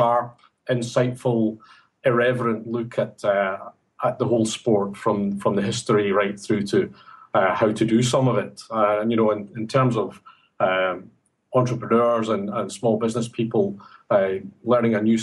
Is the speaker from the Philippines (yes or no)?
no; Glasgow, Scotland, United Kingdom; now in Sydney, Australia; as you can tell from my accent, I'm not Sydney born and bred. I come from Glasgow area in Scotland